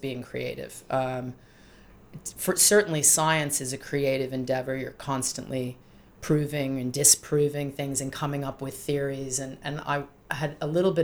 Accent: Rhode Island, United States; also born or lived in south of England; I grew up in Rhode Island in the United States

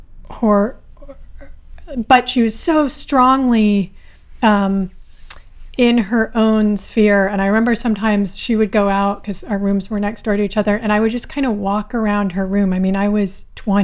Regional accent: Berkeley, California, United States; I grew up in Berkeley, which is a pretty radical city

